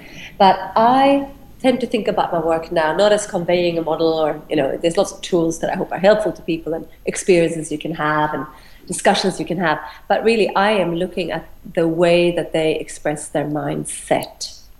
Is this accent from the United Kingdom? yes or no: no; Australia; And this is what I struggled with as an Australian who is not like many others.